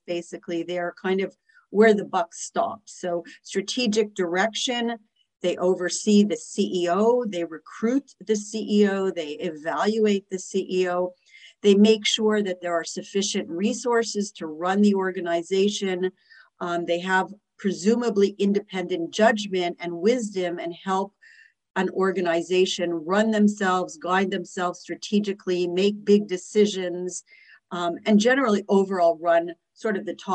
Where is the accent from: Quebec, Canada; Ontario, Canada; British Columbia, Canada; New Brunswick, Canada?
Quebec, Canada; Montreal; moved away as an adult; now in New York City, United States; I am originally from Canada, from Montreal. I've lived in New York City for 24 years